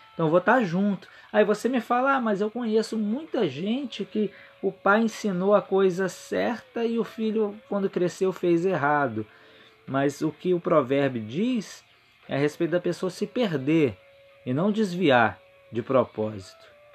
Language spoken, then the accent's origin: Portuguese; Vitória, Espírito Santo, Brazil; eu sou de Vitória, Espírito Santo